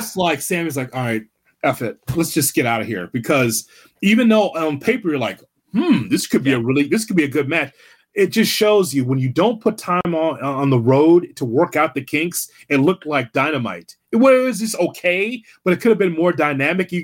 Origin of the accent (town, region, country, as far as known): Midwest, United States